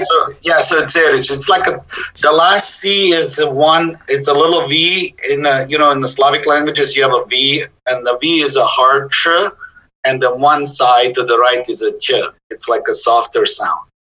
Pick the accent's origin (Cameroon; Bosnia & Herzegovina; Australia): Bosnia & Herzegovina; Jajce, Federation of Bosnia and Herzegovina; moved away as an adult; now in Oakland, United States; I was born in a small town in the middle of the country, Yugoslavia at the time. Bosnia and Herzegovina was the a, a, state